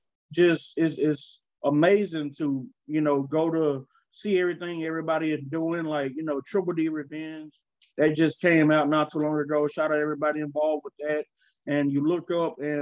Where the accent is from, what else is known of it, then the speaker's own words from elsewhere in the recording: Dallas, Texas, United States; also born or lived in Tyler, Texas; I've lived in Dallas all my life. I was born in Tyler, Texas. You know, shout out to Rose City. But I've been raised in Dallas, you know, since like kindergarten